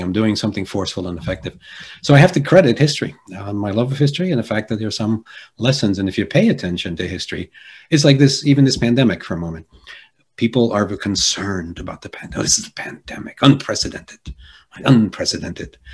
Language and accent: English; Jersey City, New Jersey, United States; born or raised there; first language Polish; English is a second language; also born or lived in Argentina